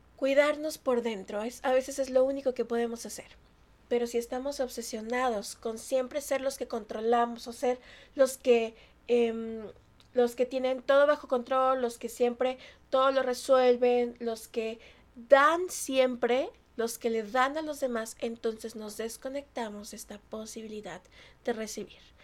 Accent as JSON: {"language": "Spanish", "country": "Mexico", "said": "yo soy mexicana"}